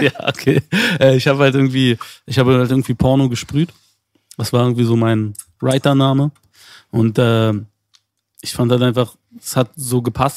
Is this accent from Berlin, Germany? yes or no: yes; Berlin, Germany; wir sind beide in Zehlendorf aufgewachsen